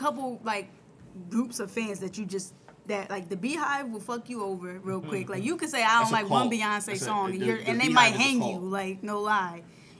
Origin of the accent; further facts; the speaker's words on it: East Coast, United States; I am from the East Coast.